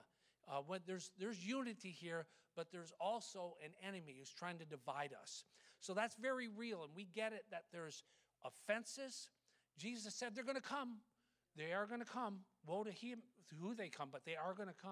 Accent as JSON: {"language": "English", "country": "United States", "said": "as American Christians"}